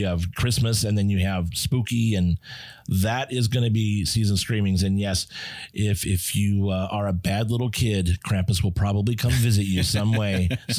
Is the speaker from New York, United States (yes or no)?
no; Southern California, United States; growing up in Southern California